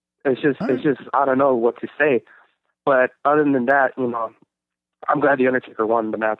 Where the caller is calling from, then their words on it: Los Angeles, California, United States; I'm from Los Angeles, California.